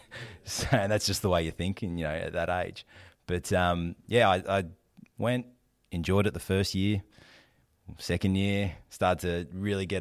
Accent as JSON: {"language": "English", "town": "Melbourne", "region": "Victoria", "country": "Australia", "tie": "born or raised there", "said": "I'm a Melbourne boy, been here my whole life. So yeah, grew up in the eastern suburbs."}